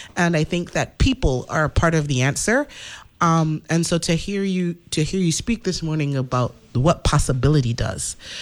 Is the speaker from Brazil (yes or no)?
no; St. Thomas, U.S. Virgin Islands; now in St. Croix, U.S. Virgin Islands; I was born in the Virgin Islands, St. Thomas.